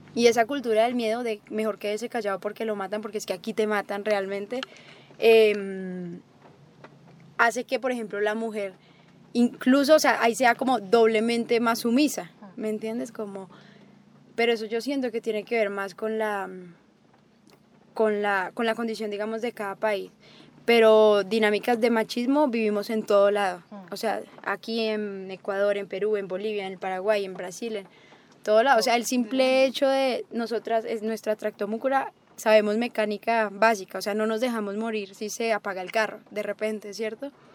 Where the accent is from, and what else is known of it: Colombia; now in Antioquia, Colombia